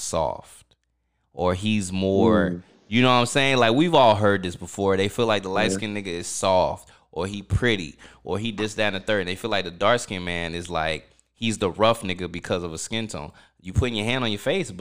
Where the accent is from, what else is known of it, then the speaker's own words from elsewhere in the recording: Orlando, Florida, United States; moved away as an adult; now in California, United States; I'm from Orlando, so I know mad people out there, whether it be from high school or growing up as an older man